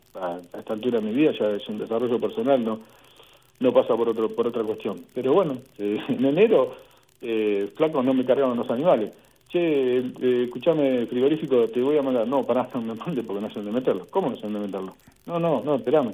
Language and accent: Spanish; Saladillo, Buenos Aires Province, Argentina; yo soy de Saladillo, de la provincia de Buenos Aires.